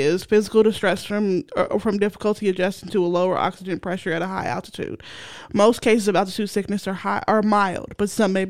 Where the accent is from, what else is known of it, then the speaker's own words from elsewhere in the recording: Kansas, United States; we're from Kansas. We flatlands.